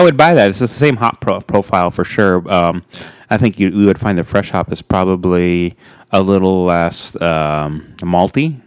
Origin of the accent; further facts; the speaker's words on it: Pacific Northwest, United States; I'm from the Pacific Northwest